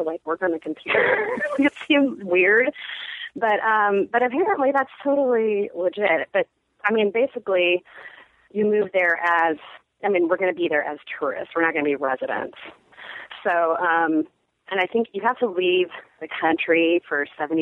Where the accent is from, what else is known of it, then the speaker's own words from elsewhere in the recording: Seattle, Washington, United States; moved away; also born or lived in San Francisco / Austin; I grew up in Seattle and I lived in San Francisco for a while